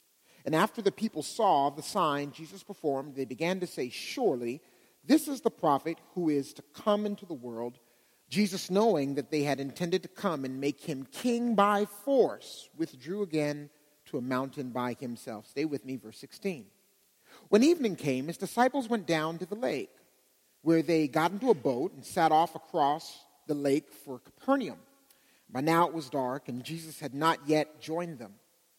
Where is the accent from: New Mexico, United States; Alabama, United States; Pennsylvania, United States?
Pennsylvania, United States; Pittsburgh; now in Dallas, United States; As Adam mentioned, I came from Pittsburgh. Don't worry, I'm not a Steeler fan